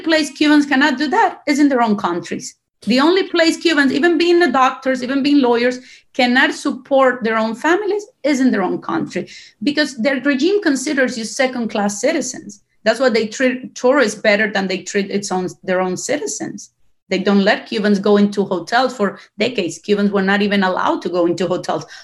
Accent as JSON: {"language": "English", "country": "Costa Rica", "tie": "born or raised there", "also_born_or_lived": "Cuba / Europe", "moved": "as an adult", "lives_now": "Florida, United States", "said": "I live in Florida right now. I grew up in Costa Rica. I studied in Costa Rica"}